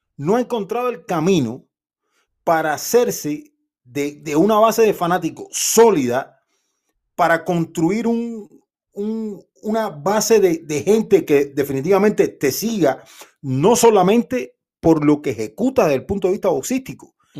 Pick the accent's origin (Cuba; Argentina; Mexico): Cuba; yo soy cubano